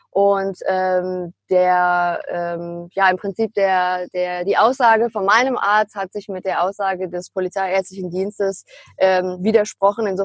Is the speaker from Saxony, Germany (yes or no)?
no; Münster, North Rhine-Westphalia, Germany; da ich mein Schülerpraktikum mit 16 schon beim Immobilienmakler ähm, damals in meiner Heimatstadt Münster gemacht hatte